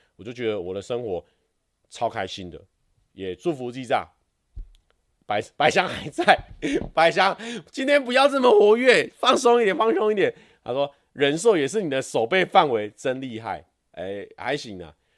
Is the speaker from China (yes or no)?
no; Taiwan; 我们台湾人学日文感觉有一点点小优势